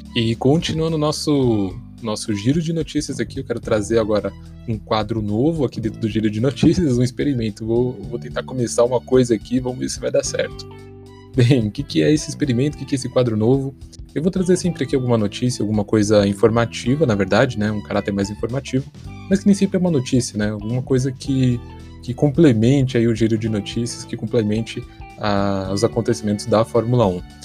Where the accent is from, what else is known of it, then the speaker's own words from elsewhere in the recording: Brazil; de um lugar conhecido entre nós brasileiros